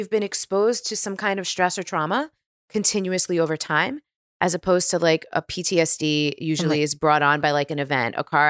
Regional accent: New York, United States; now in California, United States; Yeah, because I really, especially being a New Yorker, like there's this identity with being a New Yorker of like hustling, right?

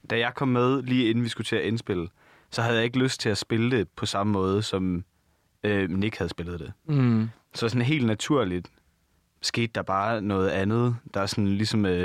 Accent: Denmark; accent: Danish

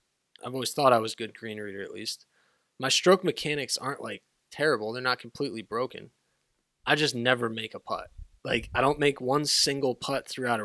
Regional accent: Northeast, United States; I grew up playing in the Northeast in not so warm conditions

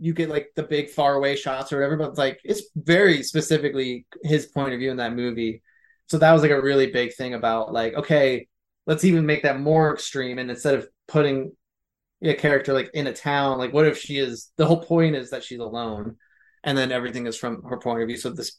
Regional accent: Philadelphia, Pennsylvania, United States; I'm from Philly

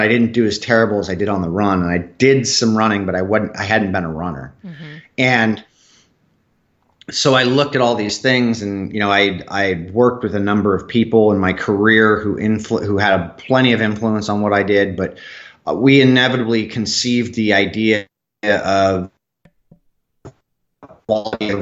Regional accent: Southern California, United States; I grew up in Southern California.

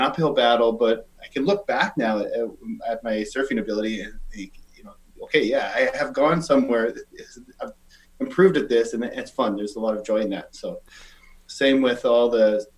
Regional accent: Saskatchewan, Canada; also born or lived in Calgary; now in Victoria, Canada; I'm from Saskatchewan

